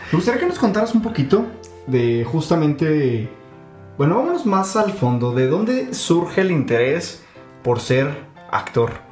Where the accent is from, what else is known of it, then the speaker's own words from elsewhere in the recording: Agua Prieta, Sonora, Mexico; yo crecí en el norte, yo, yo, crecí en Agua Prieta, nací en Los Noches y crecí en Agua Prieta